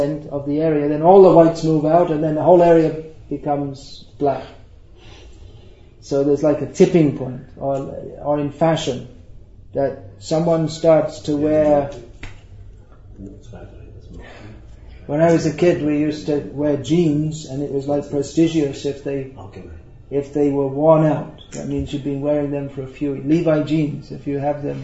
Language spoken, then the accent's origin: English; United Kingdom; I'm from Britain.